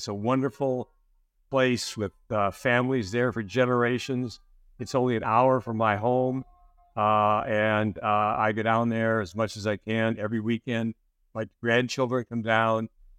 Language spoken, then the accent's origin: English; Western Pennsylvania, United States; now in New Jersey, United States; Even though I grew up in Western Pennsylvania, I've been a lifetime Yankees fan.